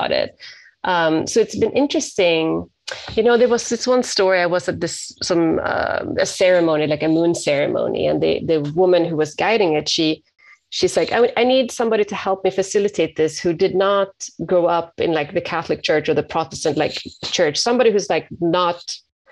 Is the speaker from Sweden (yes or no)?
yes; Sweden; moved away as an adult; now in San Francisco, United States; I'm from Sweden, and I transitioned over to the States 20 years ago. I live in San Francisco